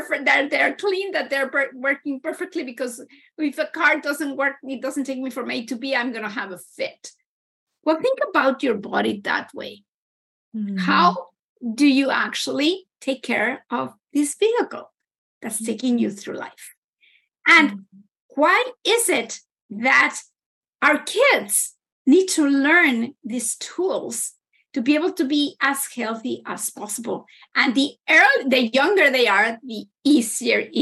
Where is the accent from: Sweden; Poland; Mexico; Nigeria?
Mexico; now in Canada; I'm originally from Mexico